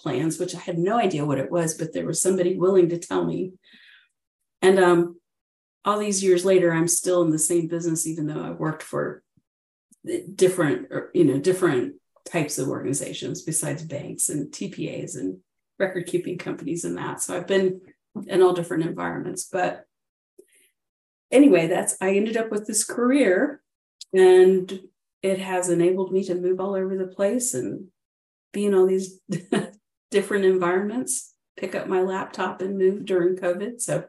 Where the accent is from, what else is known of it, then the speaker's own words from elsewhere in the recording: Miami, Florida, United States; moved away as an adult; also born or lived in Kansas / North Carolina / California; so I was born in Kansas. We were stationed in Fort Ord, North Carolina, Fort Bragg, North Carolina, and then Fort Ord, California, before he retired and we moved to Miami. So I grew up mostly in Miami, Florida